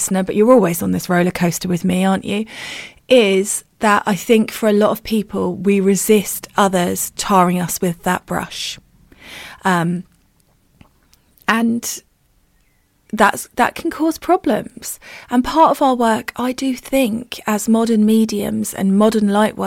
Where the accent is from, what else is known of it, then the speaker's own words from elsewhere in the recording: United Kingdom; we're good British people